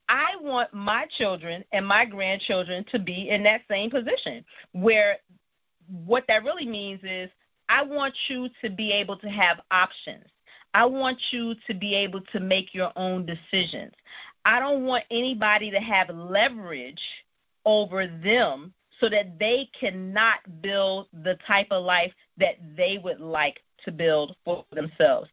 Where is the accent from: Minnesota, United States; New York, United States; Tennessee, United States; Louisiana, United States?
New York, United States; New York City; I grew up in Brooklyn, New York